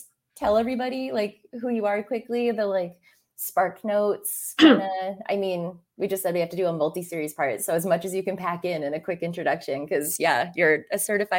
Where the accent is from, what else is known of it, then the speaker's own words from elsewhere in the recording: Banff, Alberta, Canada; it's like growing up in Banff. Banff is colonialized.